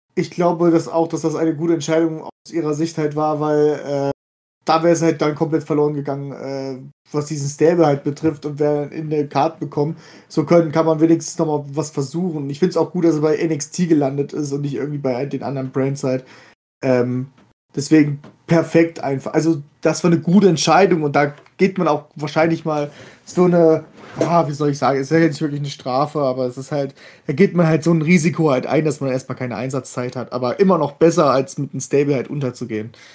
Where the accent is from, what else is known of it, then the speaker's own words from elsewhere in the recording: Germany; hier bei uns in Deutschland